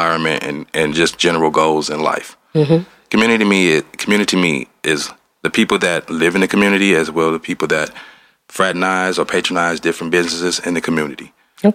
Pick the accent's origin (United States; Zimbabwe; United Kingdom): United States; Detroit, Michigan; where I grew up on Claremont and Dexter